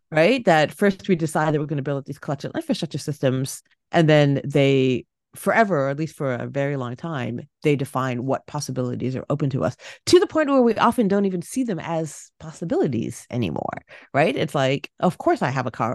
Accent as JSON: {"language": "English", "town": "Toronto", "region": "Ontario", "country": "Canada", "tie": "born or raised there", "moved": "yes", "said": "my hometown of Toronto"}